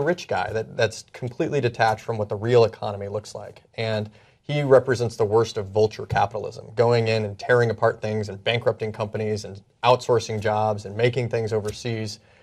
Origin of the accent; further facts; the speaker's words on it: Indiana, United States; moved away; where I grew up in Indiana.